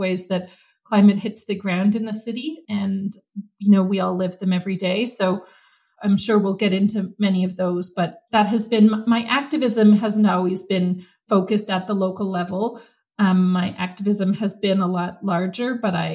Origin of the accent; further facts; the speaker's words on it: Vancouver, British Columbia, Canada; I grew up in Vancouver. I grew up on the west side of Vancouver